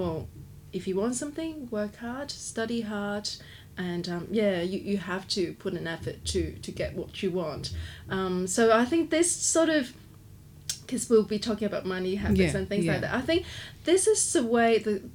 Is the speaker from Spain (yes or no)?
no; Hong Kong; also born or lived in China; now in Australia; I was born in China, but my family moved to Hong Kong when I was three